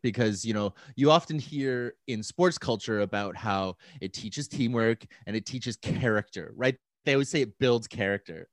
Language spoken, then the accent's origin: English; Calgary, Alberta, Canada; moved away as an adult; also born or lived in Victoria, British Columbia / Vancouver, British Columbia; now in Saskatoon, Canada; born and raised in Calgary